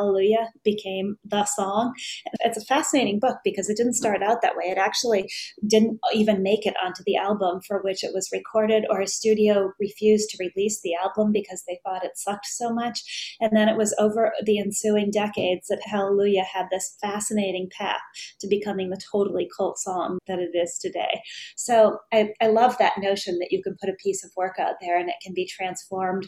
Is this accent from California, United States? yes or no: no; Hibbing, Minnesota, United States; growing up in Hibbing